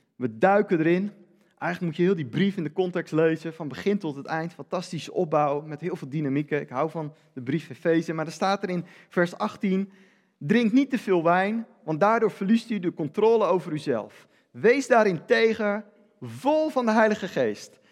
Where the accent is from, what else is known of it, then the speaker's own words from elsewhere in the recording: Netherlands; ik ben Nederlander